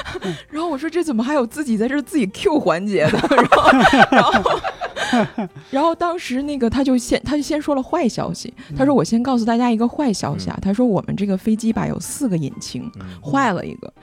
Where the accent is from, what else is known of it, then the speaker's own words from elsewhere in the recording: Northeast China, China; 我就是东北人的性格非常地实在